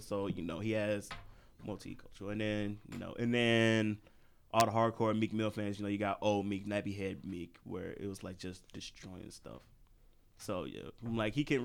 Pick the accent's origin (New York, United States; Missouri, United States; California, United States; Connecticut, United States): Missouri, United States; St. Louis; I'm from St. Louis